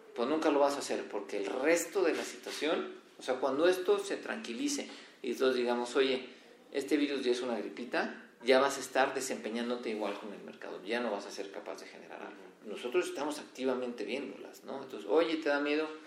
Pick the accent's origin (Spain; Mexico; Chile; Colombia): Mexico; seguimos siendo más mexicanos